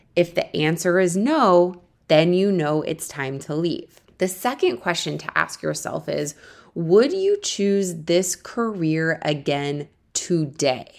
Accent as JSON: {"language": "English", "town": "Akron", "region": "Ohio", "country": "United States", "tie": "born or raised there", "also_born_or_lived": "Missouri", "moved": "as an adult", "lives_now": "New York City, United States", "said": "I'm originally from Ohio. I grew up there until I went to college at the University of Missouri to study journalism"}